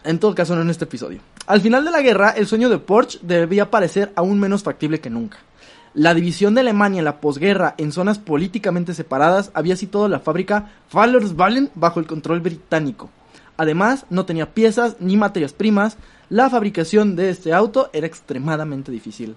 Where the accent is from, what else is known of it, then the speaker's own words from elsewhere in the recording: Mexico; somos México del PRI